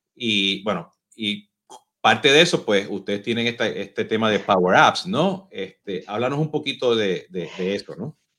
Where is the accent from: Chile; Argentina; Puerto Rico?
Puerto Rico; now in Mexico; Por mi acento, no sé si se dieron cuenta, pues yo soy boricua